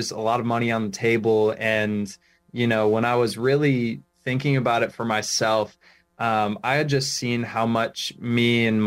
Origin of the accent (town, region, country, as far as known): Rhode Island, United States; born or raised there